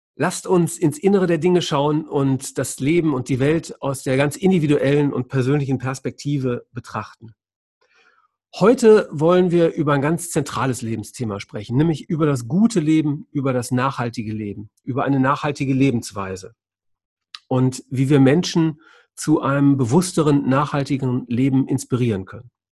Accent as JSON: {"language": "German", "town": "Düsseldorf", "region": "North Rhine-Westphalia", "country": "Germany", "tie": "born or raised there", "said": "1970 geboren in Düsseldorf"}